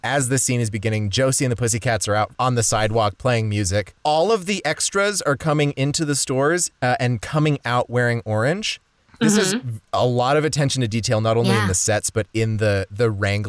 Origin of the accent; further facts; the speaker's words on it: New Mexico, United States; I'm from New Mexico.